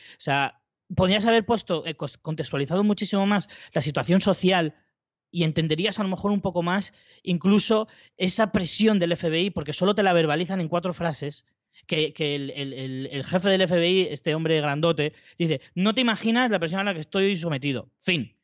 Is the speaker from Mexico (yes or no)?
no; Spain; yo, como español